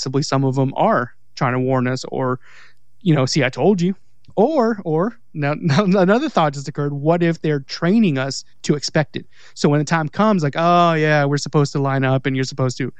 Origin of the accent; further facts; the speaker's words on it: California, United States; now in Mississippi, United States; I live in Mississippi, but like, I'm Mexican from California.